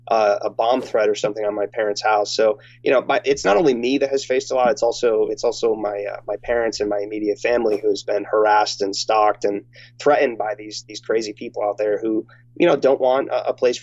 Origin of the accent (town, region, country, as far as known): United States